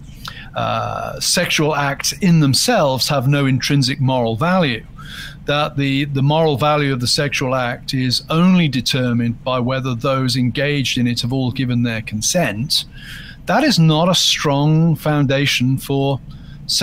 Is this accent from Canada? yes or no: no; United Kingdom; I'm British